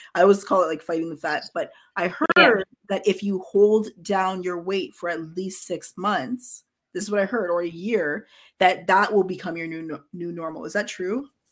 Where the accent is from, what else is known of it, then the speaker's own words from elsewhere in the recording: Ghana; my family's from Ghana. Like I'm from Ghana